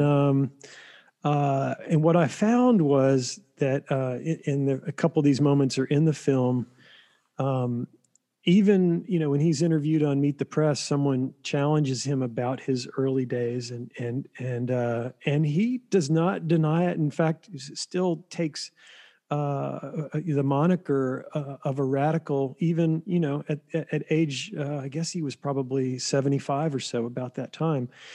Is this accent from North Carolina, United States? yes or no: yes; Flat Rock, North Carolina, United States; I grew up in Flat Rock, North Carolina